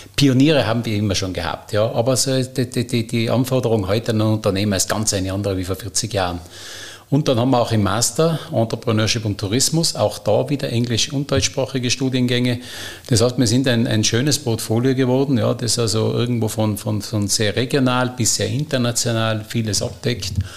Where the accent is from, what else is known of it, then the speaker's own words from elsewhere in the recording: Stubai Valley, Tyrol, Austria; Bin natürlich Tiroler äh, und, und aus dem Stubaital bin in einem touristischen Kleinbetrieb äh, groß geworden.